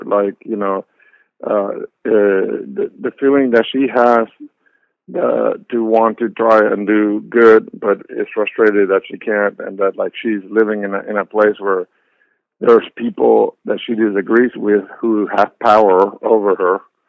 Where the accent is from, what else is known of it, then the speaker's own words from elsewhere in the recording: Puerto Rico; accent: mix of Peruvian Spanish; I identify myself as Puerto Rican, but with the caveat that when I grew up there, people didn't think of me as a Puerto Rican because of my accent.